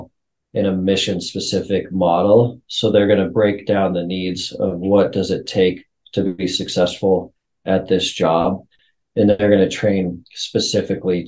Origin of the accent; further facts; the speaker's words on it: Montana, United States; So I'm a Montana kid. I was born and raised in Montana